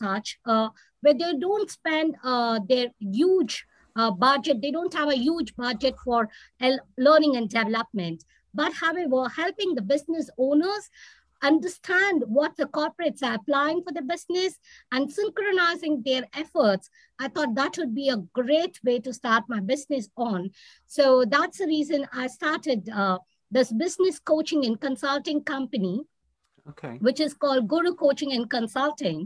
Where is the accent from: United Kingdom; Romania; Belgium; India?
India; South India; moved away as an adult; now in Qatar; being an Indian and particularly South Indian